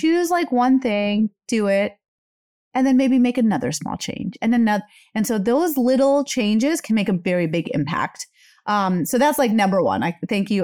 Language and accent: English; India; moved away; I am an Indian immigrant